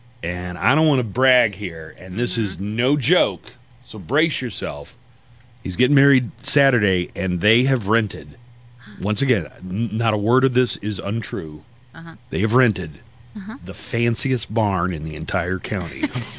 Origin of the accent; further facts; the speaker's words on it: Texas, United States; Sure, I'm Texan through and through.